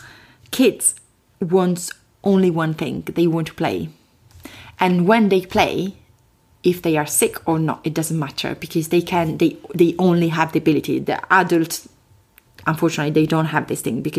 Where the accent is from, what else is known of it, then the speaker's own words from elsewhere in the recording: Chieti, Abruzzo, Italy; accent: Italian; English is a second language; moved away as an adult; now in London, United Kingdom; My accent is from Italy, which is a fantastic country, as you know, in the middle of Europe, southern Europe. I come from a place which is called Chieti